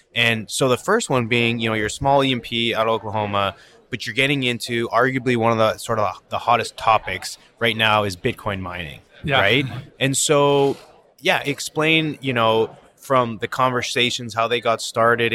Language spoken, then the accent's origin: English; Canada; moved away; growing up in Canada